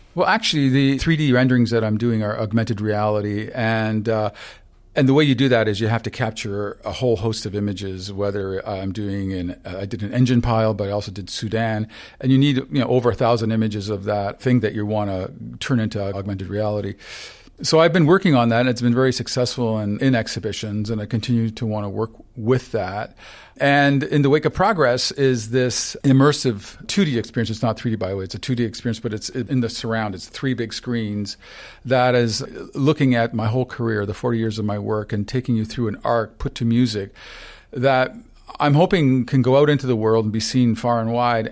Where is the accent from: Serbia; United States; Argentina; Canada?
Canada; St. Catharines, Ontario; born or raised there; first language Ukrainian; English is a second language